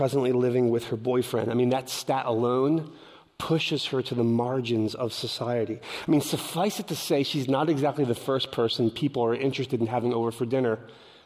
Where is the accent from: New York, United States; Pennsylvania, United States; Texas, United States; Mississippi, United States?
Pennsylvania, United States; Philadelphia; I'm from Philadelphia, the concrete jungle.